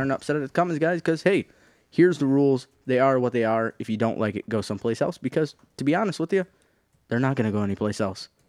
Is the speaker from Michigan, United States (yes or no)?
yes; the Thumb, Michigan, United States; I grew up in Thumb